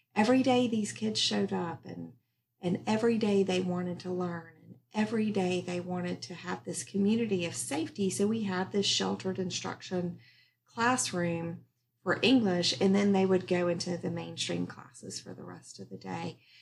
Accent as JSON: {"language": "English", "region": "North Carolina", "country": "United States", "tie": "born or raised there", "also_born_or_lived": "Maryland", "said": "my mom and my sister and I moved to North Carolina from Maryland"}